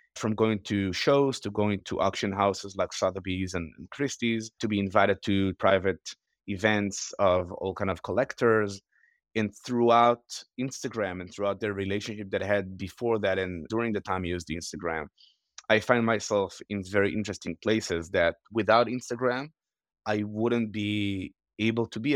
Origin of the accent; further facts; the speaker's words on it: Israel; moved away as an adult; also born or lived in Los Angeles; I was born and raised in Israel on a small farm